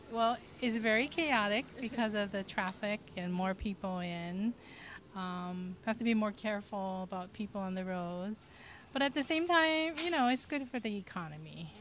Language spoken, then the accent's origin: English; Hilo, Hawaii, United States; also born or lived in Kona, Hawaii; I was born and raised in Hilo